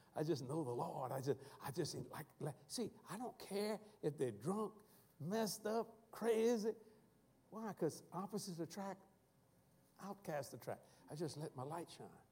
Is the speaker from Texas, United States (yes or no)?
no; South Louisiana, United States; accent: Cajun; the way we talk in South Louisiana